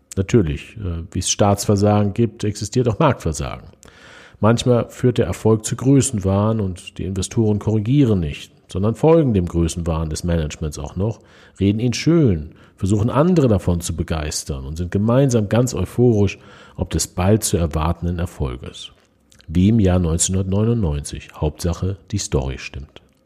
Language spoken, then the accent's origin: German; Germany; bei uns in Deutschland